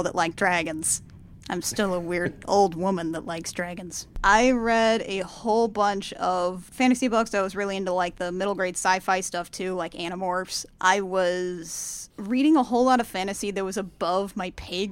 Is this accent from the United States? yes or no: yes; Columbus, Indiana, United States; I grew up in Columbus, Indiana